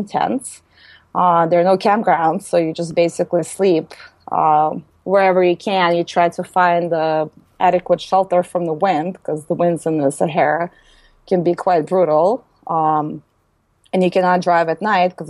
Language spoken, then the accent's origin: English; United States; also born or lived in Moscow, Russia; I grew up in the United States.